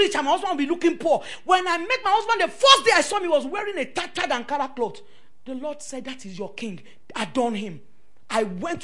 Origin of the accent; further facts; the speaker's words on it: Lagos, Nigeria; moved away as an adult; also born or lived in Maraba; I was raised up in Ikoyi.